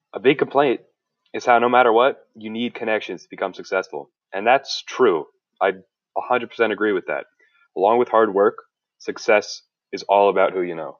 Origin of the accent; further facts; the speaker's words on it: New Jersey, United States; I'm from South Jersey